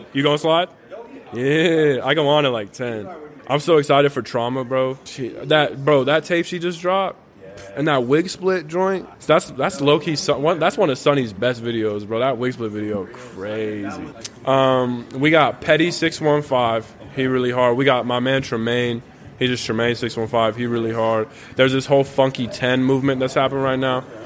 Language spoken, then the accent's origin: English; Tucson, Arizona, United States; moved away as an adult; now in Nashville, United States; I was born and raised in born and raised in Tucson